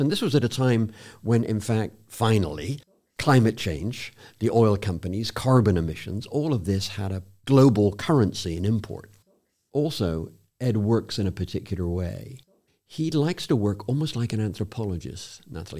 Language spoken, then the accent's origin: English; South West England, United Kingdom; moved away; I was born in a very small village in the southwest of England